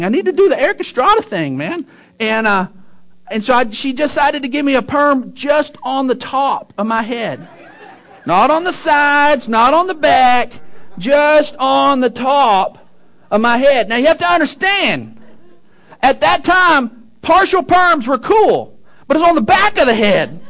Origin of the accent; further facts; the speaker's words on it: Odessa, Texas, United States; I grew up in Odessa, and in 6th grade there is the last year of elementary.